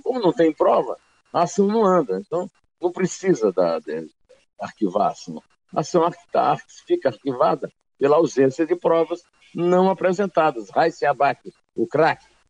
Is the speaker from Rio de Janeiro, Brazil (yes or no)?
no; Campina Grande, Paraíba, Brazil; moved away; also born or lived in sertão (Northeast Brazil); Fabulagem, como se diz lá no meu sertão. E na minha adolescência em Campina Grande também se falava assim